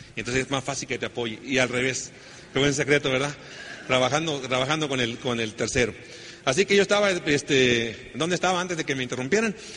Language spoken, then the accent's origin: Spanish; Sonora, Mexico; Así que pues somos del norte. Yo soy egresado del Tecnológico de Sonora.